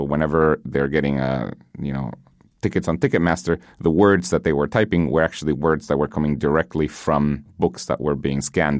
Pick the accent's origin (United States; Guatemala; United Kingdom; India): Guatemala; English is a second language; I grew up in Guatemala. Learning English was a huge thing.